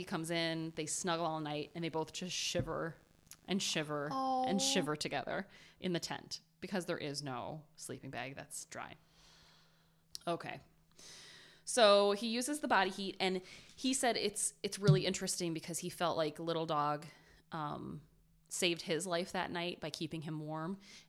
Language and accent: English; Ohio, United States; But I'm from Ohio.